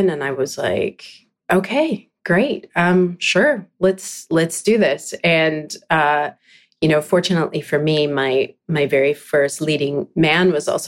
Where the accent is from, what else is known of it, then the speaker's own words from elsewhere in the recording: British Columbia, Canada; I'm from Vancouver Island. That's where oh, I grew up.